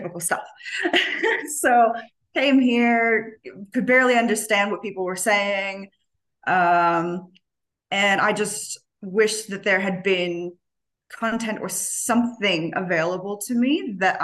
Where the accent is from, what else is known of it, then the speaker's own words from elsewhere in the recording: California, United States; also born or lived in Cincinnati, Ohio; now in Australia; I am originally from California